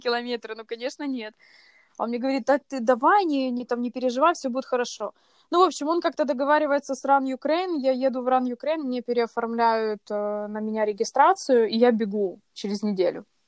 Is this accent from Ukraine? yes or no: yes; Kyiv, Ukraine; я родилась в Киеве, живу в Киеве здесь уже вот свои прекрасные 28 лет